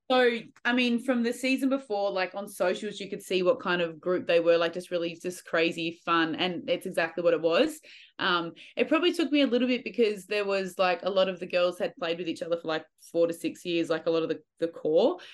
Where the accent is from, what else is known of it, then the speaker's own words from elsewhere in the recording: Australia; I love being an Aussie, I missed Australia